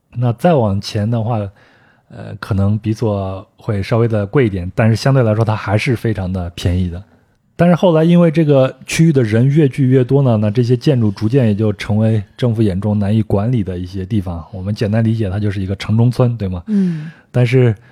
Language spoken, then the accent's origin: Chinese; China; 我从中国过来的